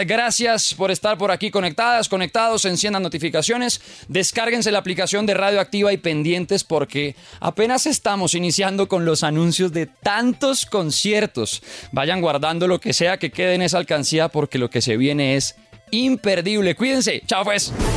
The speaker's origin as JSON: {"language": "Spanish", "country": "Colombia", "said": "nuestro país"}